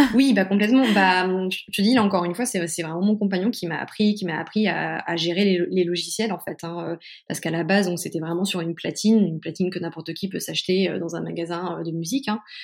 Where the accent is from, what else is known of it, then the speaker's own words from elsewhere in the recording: Caen, Normandy, France; moved away as an adult; also born or lived in Paris; now in Mayenne, France; je suis née en Normandie, à Caen. Euh, j'ai fait mes études jusqu'en deuxième année de fac euh, là-bas